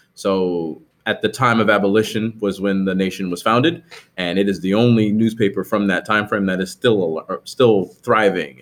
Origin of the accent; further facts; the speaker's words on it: New Jersey, United States; I grew up in New Jersey